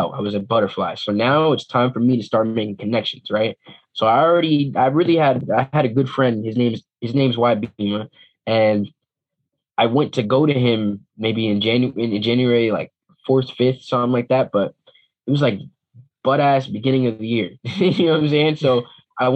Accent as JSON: {"language": "English", "town": "Teaneck", "region": "New Jersey", "country": "United States", "said": "I'm from the New York, New Jersey area"}